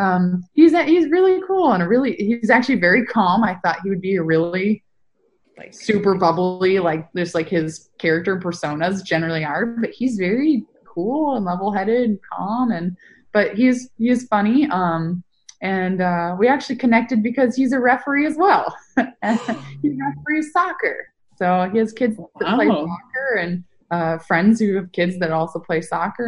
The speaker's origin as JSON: {"language": "English", "region": "Northern California", "country": "United States", "said": "the team I grew up following the most would be the Sharks, since I'm from Northern California."}